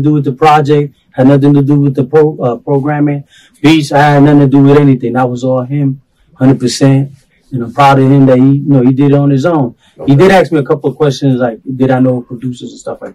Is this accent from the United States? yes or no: yes; New York, United States; now in Tacoma, United States; I'm from back from the East